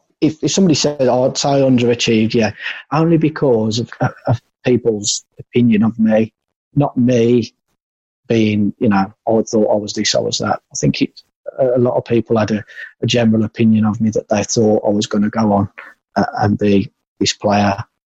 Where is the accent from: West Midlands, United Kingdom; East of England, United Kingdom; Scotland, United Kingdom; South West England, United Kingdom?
West Midlands, United Kingdom; Walsall; And I didn't fancy Walsall. I know it's my hometown club, and I've been and watched them loads of times.